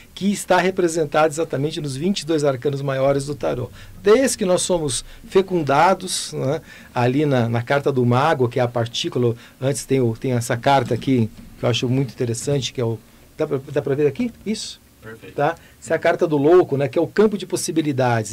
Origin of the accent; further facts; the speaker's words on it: Goiânia, Goiás, Brazil; eu nasci em Goiânia